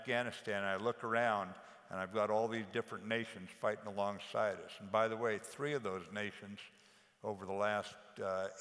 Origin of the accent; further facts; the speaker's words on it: the West, United States; I'm from the West. I was brought up out West.